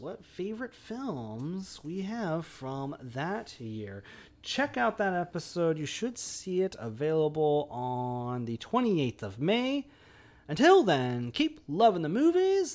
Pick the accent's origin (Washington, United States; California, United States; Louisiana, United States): Washington, United States; Olympia; I grew up and live in Olympia.